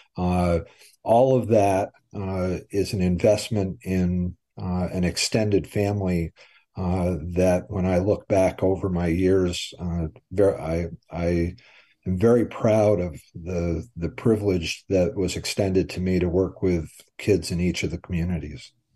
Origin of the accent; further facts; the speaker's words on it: Brattleboro, Vermont, United States; I grew up in Brattleboro, was born there.